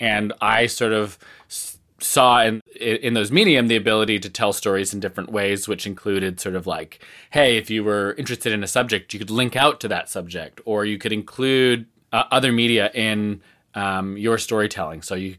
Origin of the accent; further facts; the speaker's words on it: Salt Spring Island, British Columbia, Canada; they built a new high school building in the town that I grew up in Salt Spring Island, British Columbia.